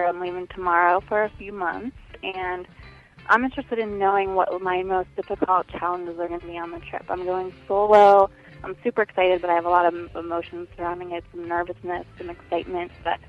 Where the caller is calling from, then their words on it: Olympia, Washington, United States; I am calling from Olympia.